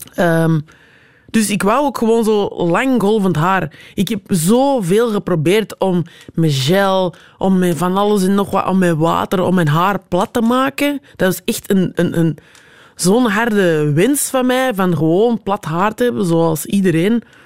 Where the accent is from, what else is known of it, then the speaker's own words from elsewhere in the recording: Antwerp, Flanders, Belgium; En als ik zeg Antwerpen